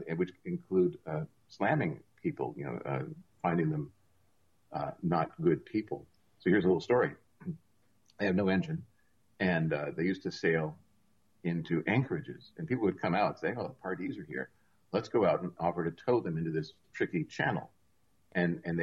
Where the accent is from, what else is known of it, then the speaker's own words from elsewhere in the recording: Seattle, Washington, United States; now in Port Townsend, United States; I grew up mostly in Seattle